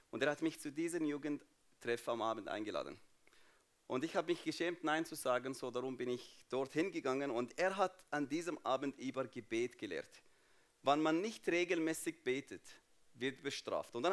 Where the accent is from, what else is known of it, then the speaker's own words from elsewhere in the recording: Jordan; German is a second language; So, ich bin Palästinenser, aber nicht in Palästina aufgewachsen, nicht in Israel aufgewachsen, sondern in Jordanien. Jordanien, warum? Weil 1967 meine Familie geflüchtet von Jerusalem nach Jordanien.